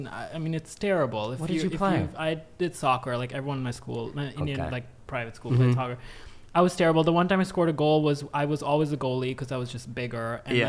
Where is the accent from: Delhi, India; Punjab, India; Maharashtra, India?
Delhi, India; New Delhi; I grew up in India.